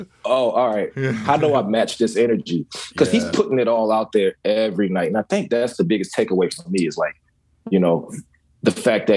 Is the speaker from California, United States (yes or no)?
no; Virginia, United States; I'm from the South, you know, I'm from Virginia